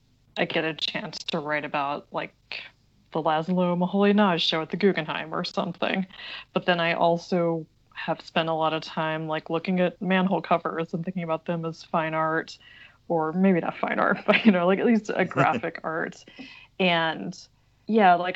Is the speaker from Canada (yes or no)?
no; Oklahoma, United States; moved away as an adult; also born or lived in France; now in New York, United States; I grew up in a small town in Oklahoma